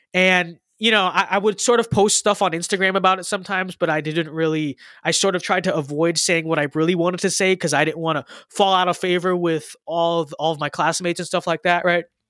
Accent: United States; I'm an American

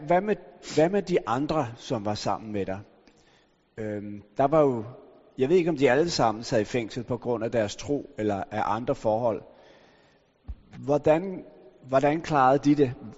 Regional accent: Denmark; jeg er opvokset i Danmark

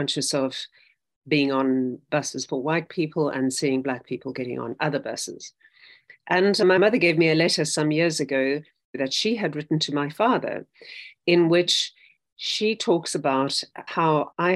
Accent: South Africa; I grew up in South Africa.

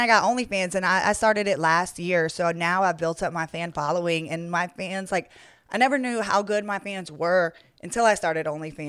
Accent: Atlanta, Georgia, United States; also born or lived in New Orleans, Louisiana / Los Angeles, California; now in Las Vegas, United States; I am from Atlanta, Georgia.

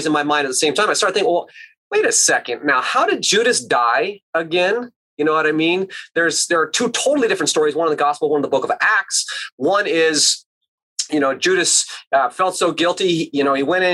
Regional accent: Alaska, United States; my contemplative roots growing up in Alaska

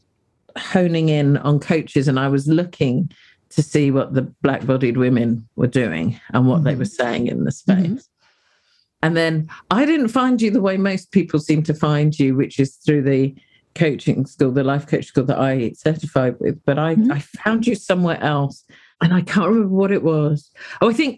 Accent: United Kingdom; I'm a British black-bodied woman

